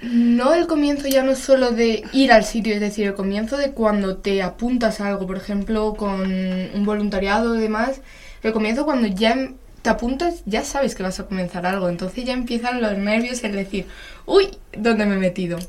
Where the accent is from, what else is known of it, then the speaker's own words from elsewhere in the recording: Madrid, Community of Madrid, Spain; somos de Madrid